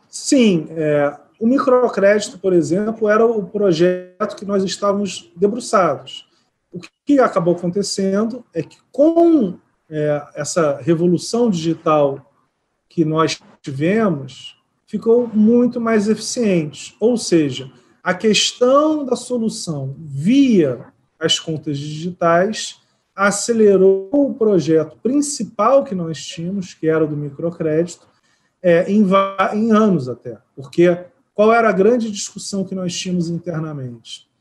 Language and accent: Portuguese; Rio de Janeiro, Brazil; also born or lived in São Paulo; now in Brasília, Brazil; eu sou carioca, morei 16, 15 anos em São Paulo e estou praticamente dois anos em Brasília.